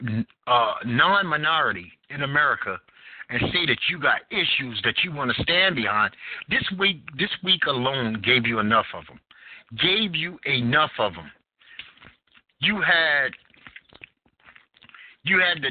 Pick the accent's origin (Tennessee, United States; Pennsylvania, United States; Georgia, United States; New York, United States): New York, United States; New York City; now in North Carolina, United States; I am from Bed-Stuy, Brooklyn, New York, in the heart of the crack epidemic